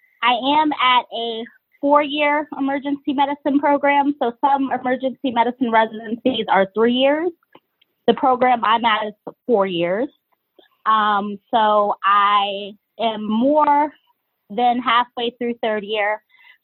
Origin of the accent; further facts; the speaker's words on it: Georgia, United States; also born or lived in Cleveland, Ohio; now in Philadelphia, United States; I'm originally from Georgia